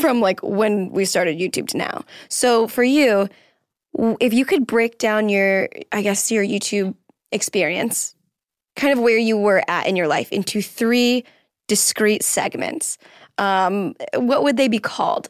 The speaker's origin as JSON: {"language": "English", "region": "Florida", "country": "United States", "moved": "yes", "lives_now": "Los Angeles, United States", "said": "I'm from Florida"}